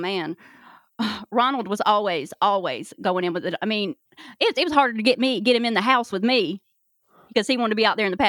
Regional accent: North Carolina, United States; Oh, well, I'm from North Carolina.

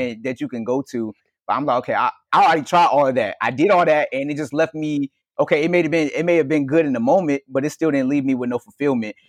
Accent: Virginia, United States; also born or lived in New Jersey; I feel like I have work to do in Virginia, which is my hometown

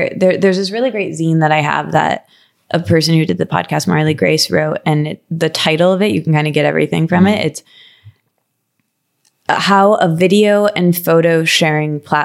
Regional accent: Midwest, United States; moved away; also born or lived in New York; I'm from the Midwest

